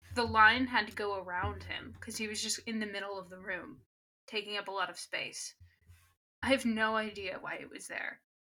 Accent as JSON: {"language": "English", "town": "Sacramento", "region": "California", "country": "United States", "said": "It's because I'm from Sacramento and I have pride."}